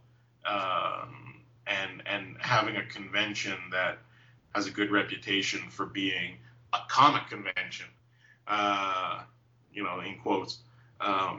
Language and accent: English; Toronto, Ontario, Canada; born or raised there